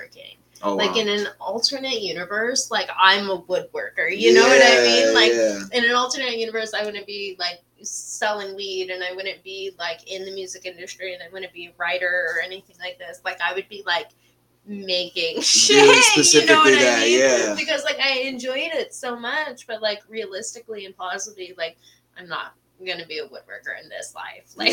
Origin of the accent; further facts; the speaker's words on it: Redmond, Washington, United States; also born or lived in Monroe, Washington; I was coming from Rendon. We lived, like, Microsoft campus